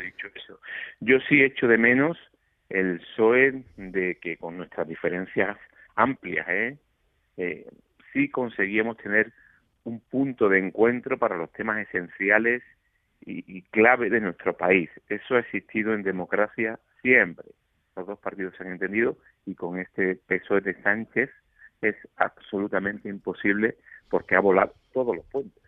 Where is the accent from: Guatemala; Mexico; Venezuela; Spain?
Spain; Málaga, Andalusia; moved away as an adult; now in Madrid, Spain; mi ciudad natal, Málaga